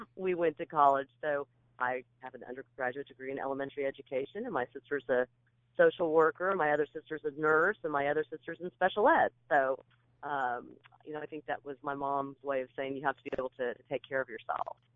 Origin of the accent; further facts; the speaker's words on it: Kansas, United States; moved away as an adult; also born or lived in California; now in Nashville, United States; I was born out in California. My dad was in the Marine Corps, and then we made our way back to Kansas, where my folks were from, and uh, I grew up in in Kansas